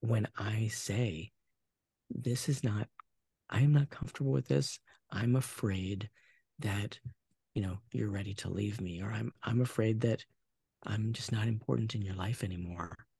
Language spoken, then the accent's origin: English; Portland, United States; I was born in the Portland area.